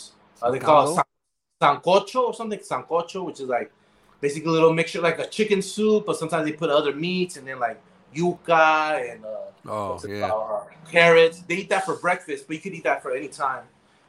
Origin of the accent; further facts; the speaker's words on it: San Francisco, California, United States; moved away as an adult; now in Colombia; me growing up in San Francisco, being like street smart